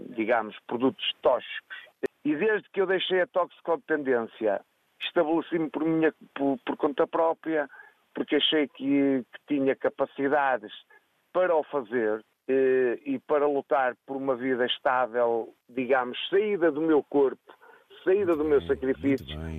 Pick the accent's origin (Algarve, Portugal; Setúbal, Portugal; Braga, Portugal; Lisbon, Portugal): Braga, Portugal; Riba de Ave; É Ribadave, é mesmo na minha terra